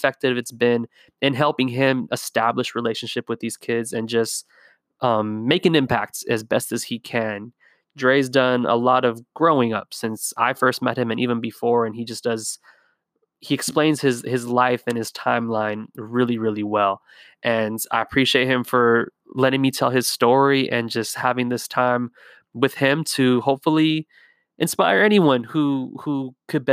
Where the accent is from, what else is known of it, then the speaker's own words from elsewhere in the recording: Whittier, California, United States; I'm from Whittier, California